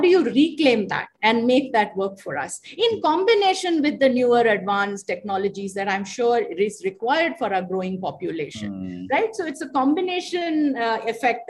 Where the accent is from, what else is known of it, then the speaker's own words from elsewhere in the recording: Chennai, Tamil Nadu, India; I grew up in Chennai and we had an open well